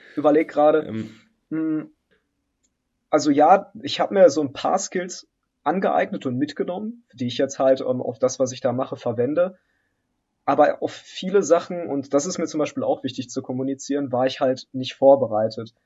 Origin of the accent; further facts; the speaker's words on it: Germany; also born or lived in Poland; ich bin ehemals in Polen geboren. Ich bin ähm, dann mit meinen Eltern in ganz jungem Alter hier nach Deutschland migriert.